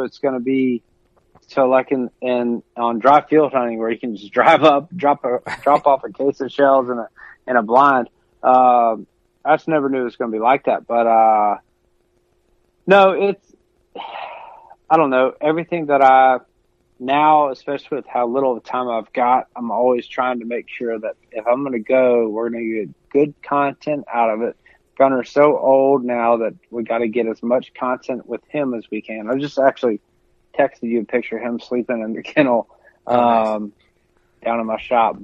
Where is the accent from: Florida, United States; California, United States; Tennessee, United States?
Tennessee, United States; Middle; growing up in Middle Tennessee